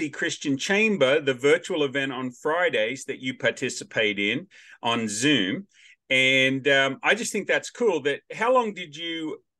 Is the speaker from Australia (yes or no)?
yes; Australia; also born or lived in Wichita, Kansas; now in United States; I'm Australian by birth, American by choice